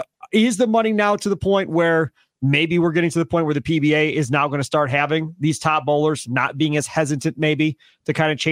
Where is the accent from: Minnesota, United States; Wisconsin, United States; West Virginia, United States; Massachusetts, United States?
Wisconsin, United States; Kenosha; I grew up bowling in Kenosha and grew up bowling around a lot of really good bowlers back in the day.